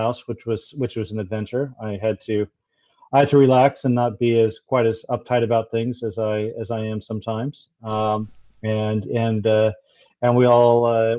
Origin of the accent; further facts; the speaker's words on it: United States; moved away as an adult; now in New Zealand; you can tell from my accent, I've come here from the US